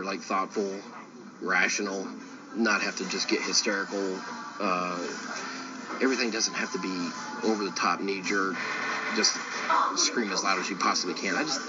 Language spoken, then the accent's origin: English; the South, United States; That was all I ever dreamed of being, growing up in the South and reading that paper.